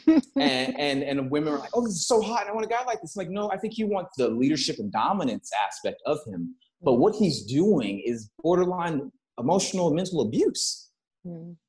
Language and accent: English; Texas, United States; moved away; I come from Texas.